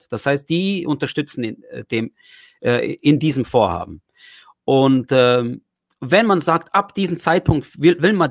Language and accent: German; Germany; Ich habe einfach meine ganzen Erfahrungen, die ich hatte, äh, äh, aufgewachsen in Deutschland